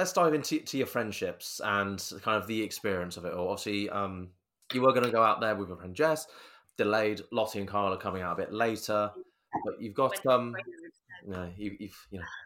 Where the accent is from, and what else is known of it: Reading, South East England, United Kingdom